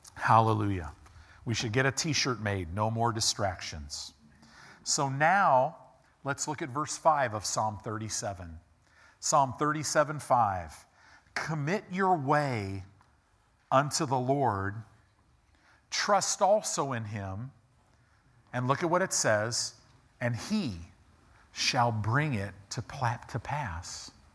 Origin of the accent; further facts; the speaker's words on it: United States; we as American Christians